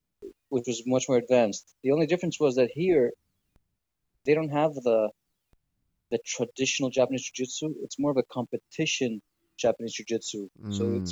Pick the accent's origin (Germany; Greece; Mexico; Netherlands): Greece; first language English; also born or lived in Michigan, United States / London, United Kingdom; Born and raised in Greece.